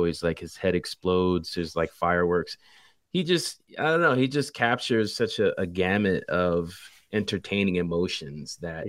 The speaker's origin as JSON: {"language": "English", "town": "Philadelphia", "region": "Pennsylvania", "country": "United States", "tie": "born or raised there", "said": "right around the corner where I grew up in Philly."}